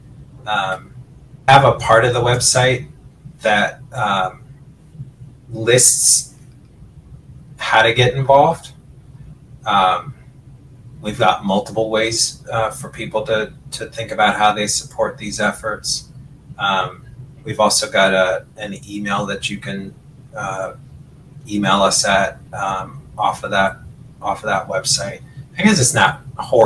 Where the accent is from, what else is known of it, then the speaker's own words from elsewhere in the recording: Creve Coeur, Missouri, United States; also born or lived in North St. Louis; build a house in Creve Coeur. And that's where I grew up.